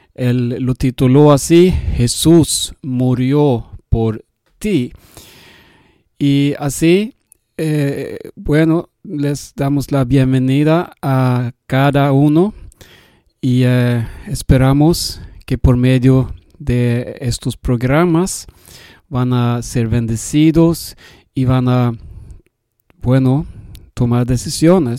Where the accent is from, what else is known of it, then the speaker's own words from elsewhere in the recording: Sweden; Spanish is a second language; yo soy sueco y hablo un poco español